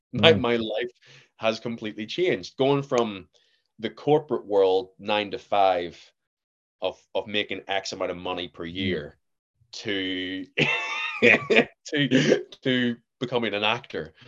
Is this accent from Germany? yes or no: no; Belfast, Northern Ireland, United Kingdom; accent: generic Northern Irish; I'm from Belfast, uh, well, in and about Belfast.